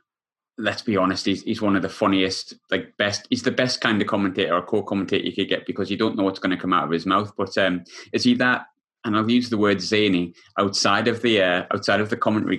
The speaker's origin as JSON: {"language": "English", "region": "England", "country": "United Kingdom", "said": "I mean, I'm English. Obviously, my time growing up was back end of the 1990."}